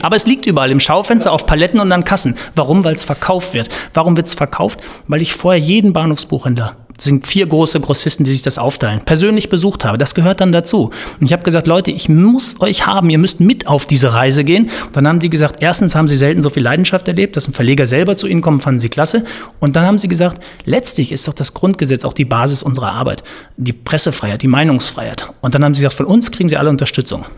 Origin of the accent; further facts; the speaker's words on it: Cologne, North Rhine-Westphalia, Germany; ich bin ja so ein Tränenkölner. Bei uns in Köln sagt man Jönne könne